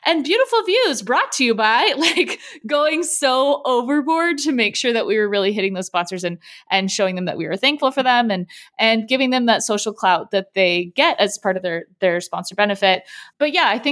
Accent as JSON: {"language": "English", "town": "San Diego", "region": "California", "country": "United States", "tie": "born or raised there", "said": "I grew up in San Diego my whole life"}